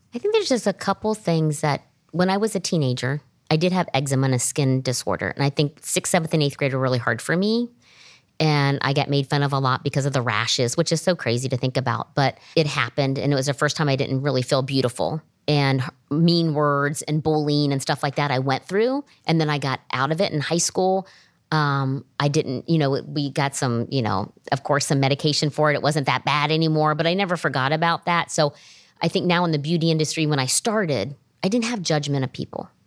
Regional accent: Springfield, Ohio, United States; I grew up in Springfield, Ohio

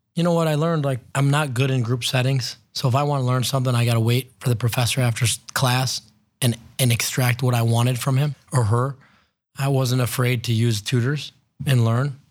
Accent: North Olmsted, Ohio, United States; also born or lived in Lakewood, Ohio / Cleveland, Ohio; I grew up in Cleveland, was born in Lakewood, grew up in North Olmsted

